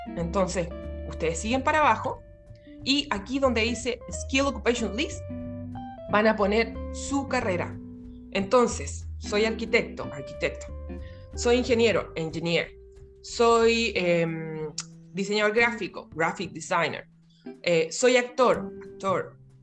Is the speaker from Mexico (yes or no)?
no; Chile; moved away as an adult; now in Melbourne, Australia; soy chilena, orgullosamente, resido en Australia